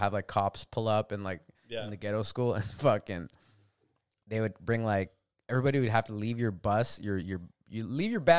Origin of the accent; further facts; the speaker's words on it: Arizona, United States; the white people I grew up with in Arizona